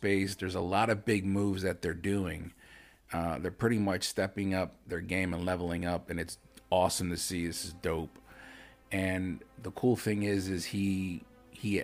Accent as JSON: {"language": "English", "town": "Lancaster", "region": "Pennsylvania", "country": "United States", "moved": "yes", "said": "we're both from Lancaster City. That's like my home"}